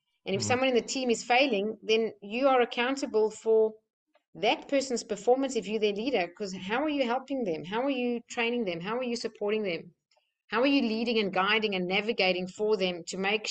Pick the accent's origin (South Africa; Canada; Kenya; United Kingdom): South Africa; moved away; I'm from South Africa